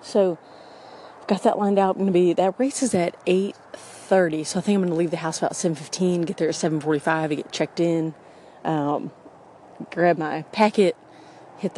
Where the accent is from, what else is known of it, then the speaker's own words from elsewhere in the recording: Clear Lake, Texas, United States; La Porte, Texas, which is pretty close to where I grew up in Clear Lake